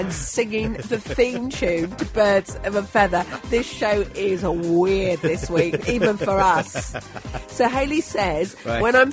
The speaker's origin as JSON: {"language": "English", "country": "United Kingdom", "said": "being British"}